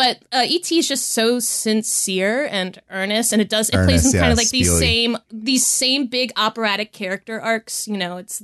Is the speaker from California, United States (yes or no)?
no; Delaware, United States; And, you know, I was growing up in Delaware.